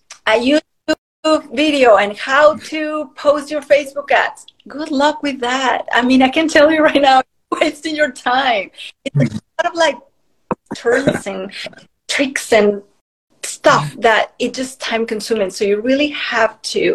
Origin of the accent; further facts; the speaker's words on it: Mexico; moved away; I moved from Mexico. I'm originally from Mexico.